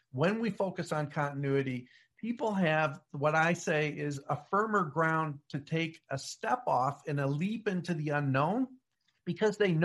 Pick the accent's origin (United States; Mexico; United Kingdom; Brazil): United States; I'm an American